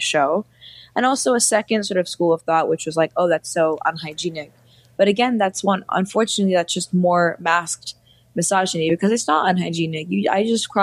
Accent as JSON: {"language": "English", "town": "New York City", "region": "New York", "country": "United States", "tie": "born or raised there", "also_born_or_lived": "India", "said": "I grew up in New York City"}